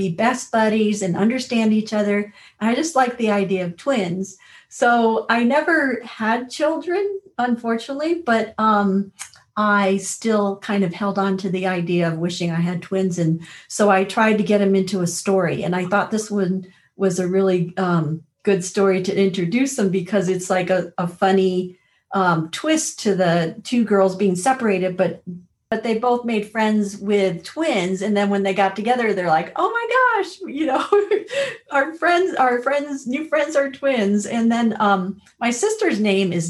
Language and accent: English; Connecticut, United States; now in Colorado, United States; I grew up in Connecticut